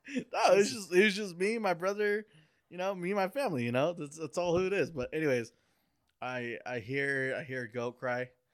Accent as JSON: {"language": "English", "region": "Oaxaca", "country": "Mexico", "said": "I'm Oaxacan. Okay, so I'm from Oaxaca in Mexico"}